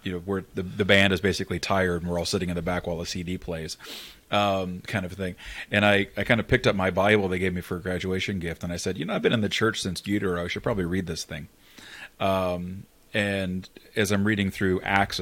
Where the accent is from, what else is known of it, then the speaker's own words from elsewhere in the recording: Northern Kentucky, United States; moved away as an adult; also born or lived in Eastern Pennsylvania; now in Cincinnati, United States; I grew up basically Bapticostal in Kentucky